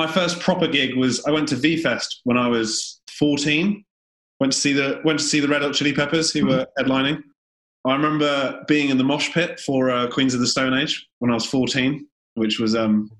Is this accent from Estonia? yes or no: no; Guernsey; moved away; I was from Guernsey, so it was not too dissimilar in terms of there wasn't much live music.